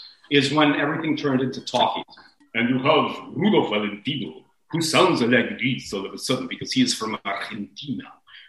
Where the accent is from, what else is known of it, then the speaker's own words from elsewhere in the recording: Miami, Florida, United States; also born or lived in New York City; I was born in East Harlem in New York City, son of political exiles or immigrants. I was raised half my life in Miami.